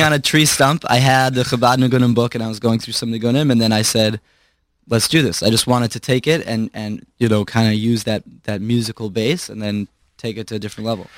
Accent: Chicago, Illinois, United States; born or raised there; also born or lived in Brooklyn, New York

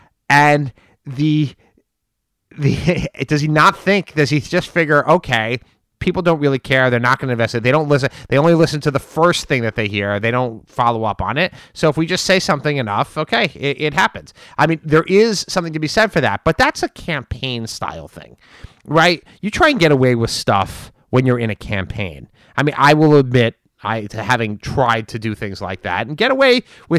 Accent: United States; as a Republican and an American, I would say that it's offensive to me

